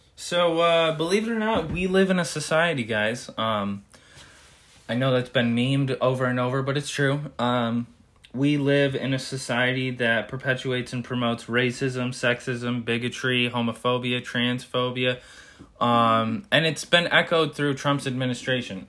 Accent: United States; we as Americans

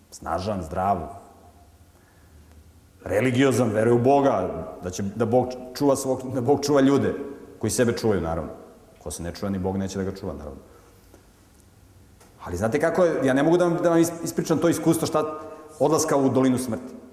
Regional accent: Montenegro; pošto sam poreklom iz Crne Gore, mi se tamo hvalimo da smo hrabri i veliki junaci

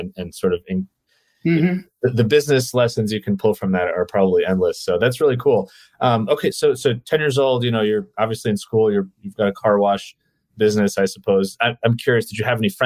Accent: New York City, New York, United States; also born or lived in Ukraine; I moved to New York when I was 2.5 from the Ukraine. So we did move internationally, but yeah, I don't have any memories of anywhere else but New York City.

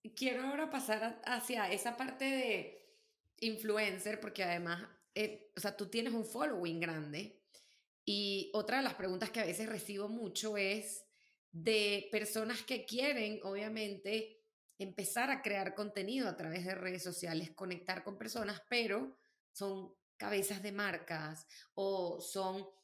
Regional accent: Venezuela; yo soy bien venezolana

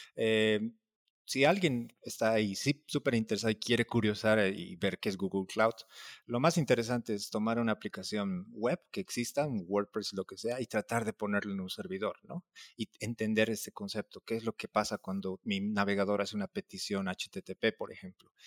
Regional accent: La Paz, Bolivia; now in Mexico; soy boliviano, soy de La Paz

